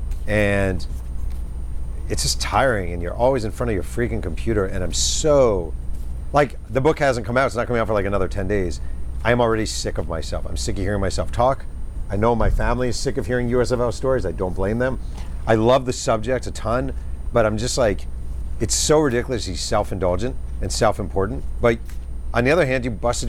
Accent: Mahopac, New York, United States; moved away; also born or lived in New Rochelle, New York; I'm from Mayo Pack.

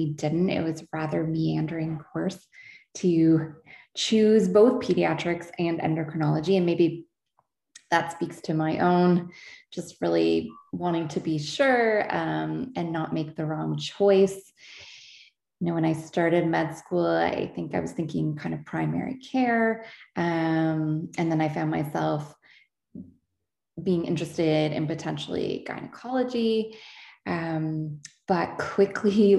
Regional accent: Ontario, Canada; also born or lived in Halifax; now in London, Canada; I'm from Ontario

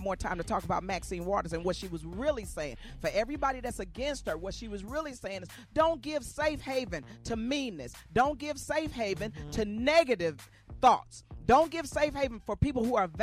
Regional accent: Arkansas, United States; I'm from Arkansas

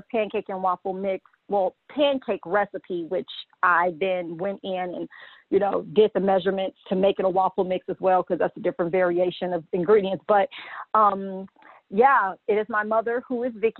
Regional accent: Gary, Indiana, United States; I'm from Gary, Indiana, which is the hometown of the late …, …

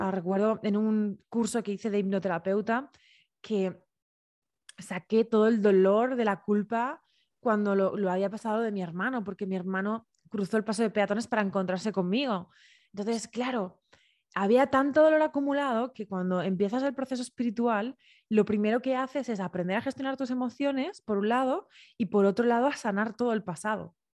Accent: Alicante, Valencian Community, Spain; yo soy de Alicante, nací en un pueblito

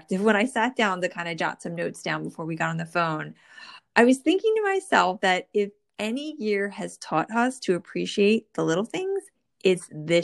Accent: New Jersey, United States; born or raised there

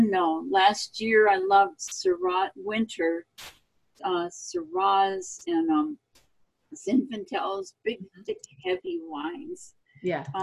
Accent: Minnesota, United States; also born or lived in Oregon; I was born in Oregon. I came from originally from the Northwest. I grew up in Minnesota.

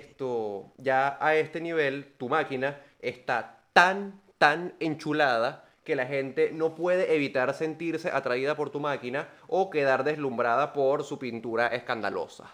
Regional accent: Venezuela; somos venezolanos

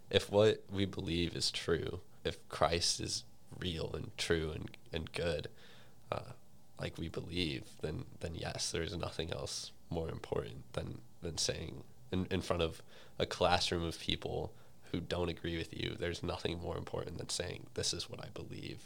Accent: St. Louis, Missouri, United States; I'm from Saint Louis

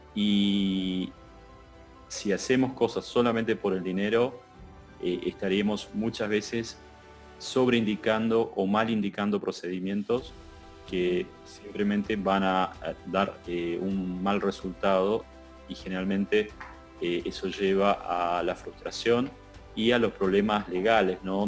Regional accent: Argentina; como Argentina nosotros estamos ahora sufriendo la segunda ola

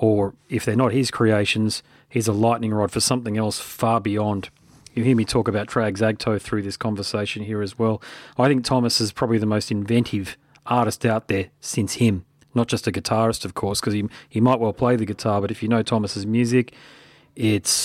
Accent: Australia; I'm here in Australia and I'm Australian

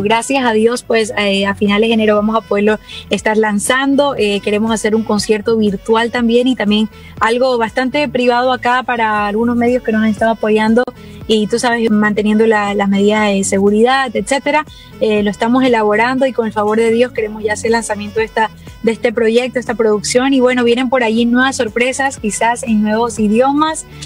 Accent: Ecuador; yo soy ecuatoriana

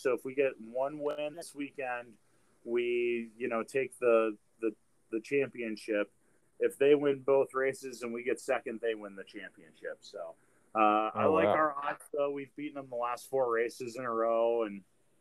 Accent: Wisconsin, United States; moved away; I'm from Wisconsin

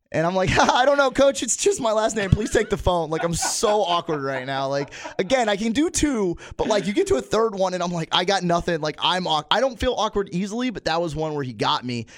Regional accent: Plant City, Florida, United States; also born or lived in Pittsburgh / Town 'n' Country; we're from Plant City

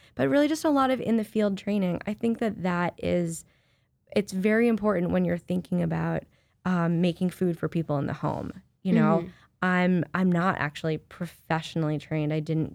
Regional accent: Ohio, United States; moved away as an adult; now in New York, United States; Well, I'm also from the Midwest. I'm from Ohio.

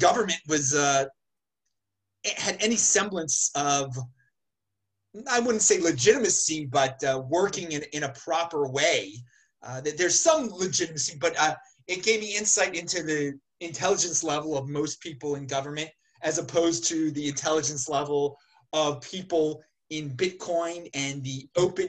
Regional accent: Baltimore, Maryland, United States; I grew up in the Baltimore area

